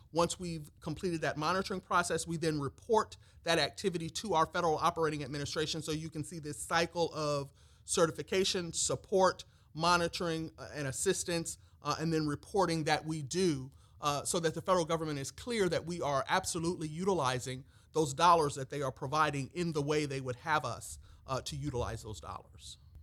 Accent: Peoria, Illinois, United States; moved away as an adult; now in Georgia, United States; came to Georgia from my hometown of Peoria, Illinois

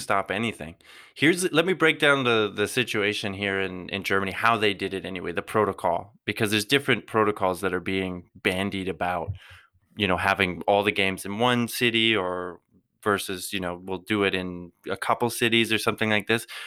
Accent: Canada; we're all Canadian

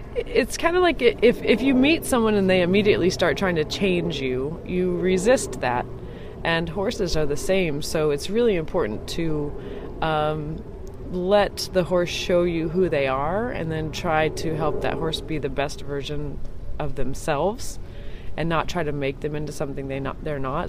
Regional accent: Santa Fe, New Mexico, United States; I was born and raised in New Mexico in Santa Fe.

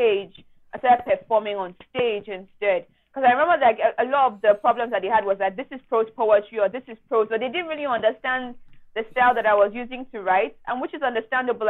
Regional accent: Nigeria; as a Nigerian youth

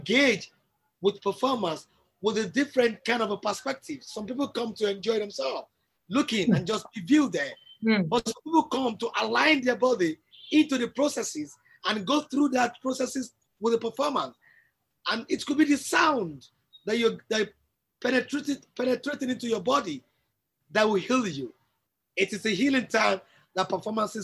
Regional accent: Nigeria; I'm a Nigerian and I'm a true Nigerian

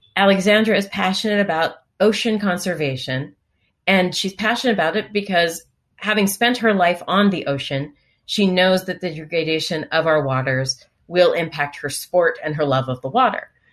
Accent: Washington, District of Columbia, United States; from my youngest days as an infant growing up in Washington, D.C.

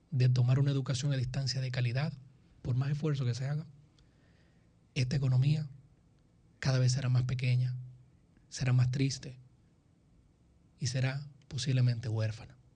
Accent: Dominican Republic; yo seguiré siendo dominicano. Y cuando duermo, más que si mañana llueve o no, mi miedo es que en 50 años yo no pueda tener mucho orgullo de decir que soy dominicano

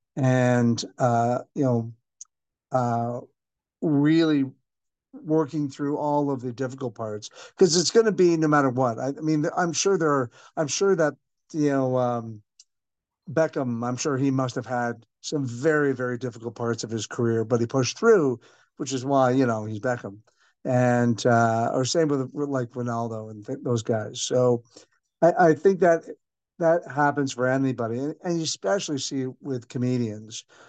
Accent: Canada; now in Singapore; 'cause I'm a Irish Canadian

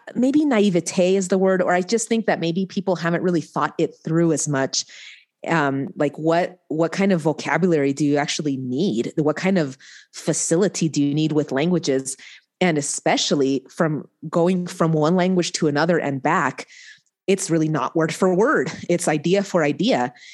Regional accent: Reno, Nevada, United States; also born or lived in Angoulême, France; I came back to Reno, Nevada, my, my hometown

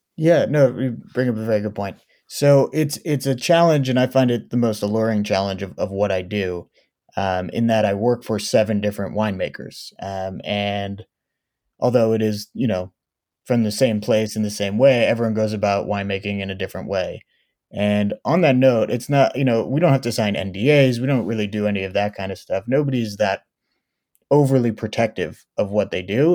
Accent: Oakland, California, United States; also born or lived in Israel; I was born and raised in Oakland, California.

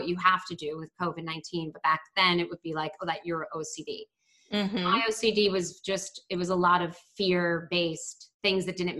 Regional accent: Baltimore, Maryland, United States; So like growing up in Baltimore, like you did have to be kind of aware people could hurt you because the city is not that safe

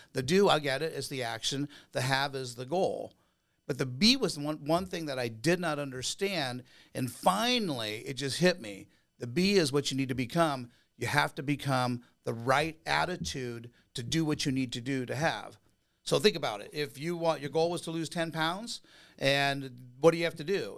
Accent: Huntington Beach, California, United States; I grew up in California, in Orange County, Hunita Beach, surfer, beach bum

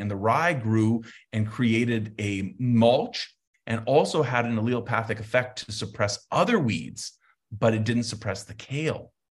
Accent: Santa Fe, New Mexico, United States; I grew up in Santa Fe, we're not as cozy warm as you guys

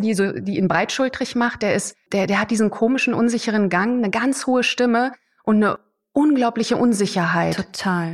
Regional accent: Germany; bei uns in Deutschland

